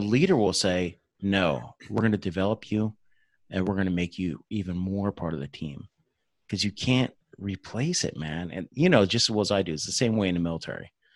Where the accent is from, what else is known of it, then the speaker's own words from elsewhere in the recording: New Jersey, United States; moved away; I'm from Jersey originally